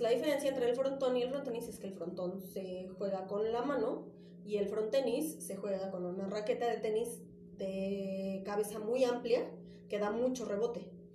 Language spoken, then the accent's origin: Spanish; Cuernavaca, Morelos, Mexico; moved away as an adult; also born or lived in Ecatepec; now in Mexico City, Mexico; soy originaria de Ecatepec, okay. Fuentes de la Bronx representing, pero me fui a vivir muy chiquita a Cuernavaca y llevo, bueno, llevé muchos años viviendo allá